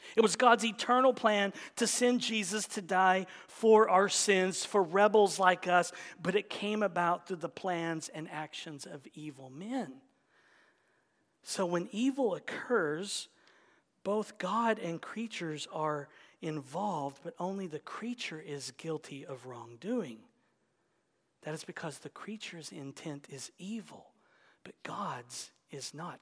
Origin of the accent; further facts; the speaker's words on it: United States; We're American